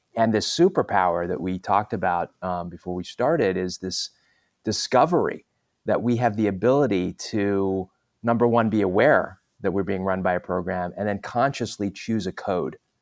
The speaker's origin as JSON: {"language": "English", "region": "Southern California", "country": "United States", "tie": "born or raised there", "also_born_or_lived": "London, England", "said": "I moved from London, England to the U S to Southern California"}